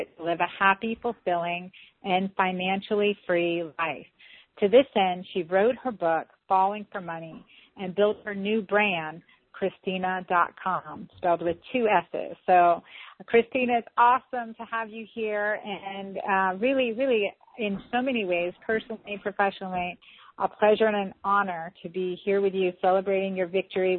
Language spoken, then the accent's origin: English; St. Simons Island, Georgia, United States; I'm from St. Simons Island, Georgia